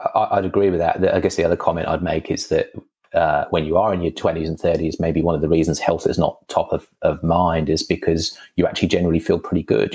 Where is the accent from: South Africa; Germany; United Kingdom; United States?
United Kingdom; England; moved away; I'm I'm English, you know, but uh, when I was mm. living in England in the the 90s or so